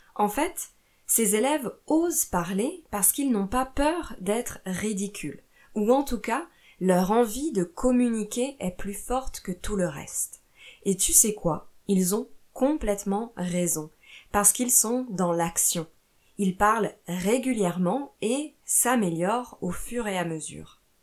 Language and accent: French; France; also born or lived in Italy / Portugal / Brazil; je suis professeure de français chez moi en France, mais j'ai aussi vécu en Italie, au Portugal et au Brésil